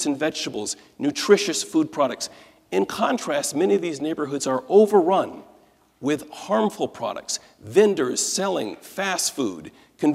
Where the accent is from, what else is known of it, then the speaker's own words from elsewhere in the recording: Detroit, Michigan, United States; Detroit is my hometown